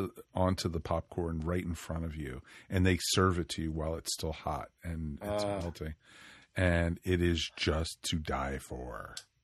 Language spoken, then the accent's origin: English; Maryland, United States; I grew up in Maryland